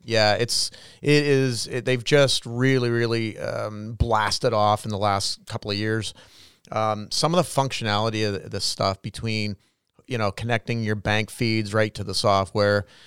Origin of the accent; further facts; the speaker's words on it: Canada; each one of us as Canadian citizens